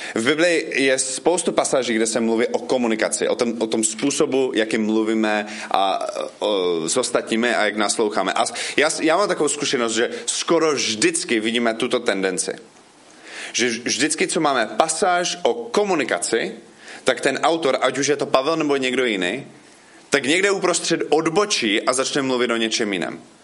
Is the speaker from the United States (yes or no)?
yes; United States; Czech is a second language; moved away as an adult; now in Frenštát pod Radhoštěm, Czech Republic; já jsem původně ze Spojených států, ale už tady bydlím od 2004